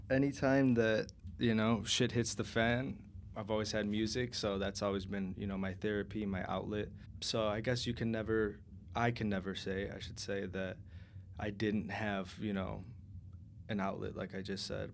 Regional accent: Berwyn, Illinois, United States; Abel and I grew up in Berwyn together, two blocks away from each other

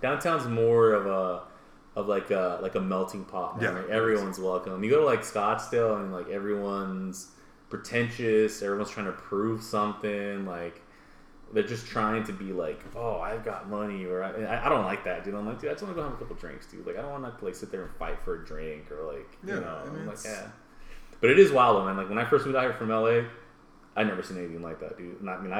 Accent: Mexico; I'm Mexican.

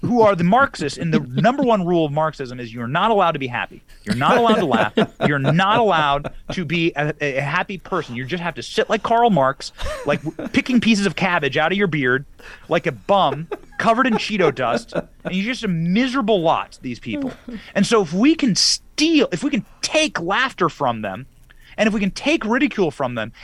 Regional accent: Florida, United States; my home state of Florida

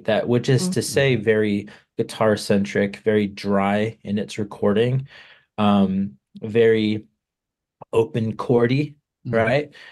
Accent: Palm Springs, California, United States; I grew up in Palm Springs, California.

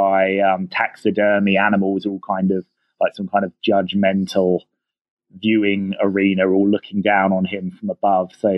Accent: Rustington, South East England, United Kingdom; I grew up in a really small village called Rustington that's on the south coast of England right next to the seaside.

